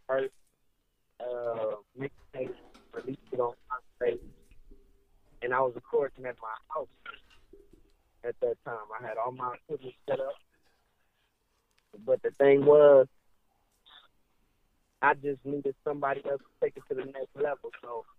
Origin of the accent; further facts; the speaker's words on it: Richmond, California, United States; now in Ohio, United States; I'm from California. I'm from the Bay Area, Northern California. I was born in Richmond, and I moved to Ohio